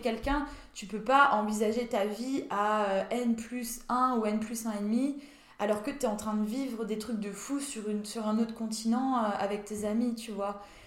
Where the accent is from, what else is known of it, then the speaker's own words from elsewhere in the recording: Saint-Dié-des-Vosges, Grand Est, France; moved away; Je viens des Vosges, de Saint-Dié des Vosges.